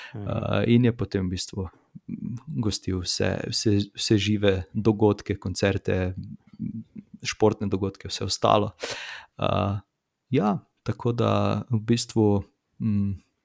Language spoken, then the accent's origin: Slovenian; Slovenia